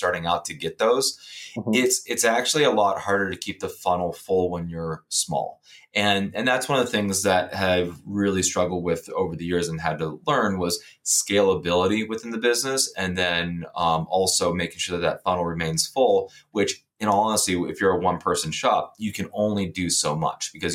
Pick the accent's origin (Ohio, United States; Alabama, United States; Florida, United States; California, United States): Ohio, United States; moved away as an adult; also born or lived in Texas; now in Pittsburgh, United States; I'm originally from Ohio.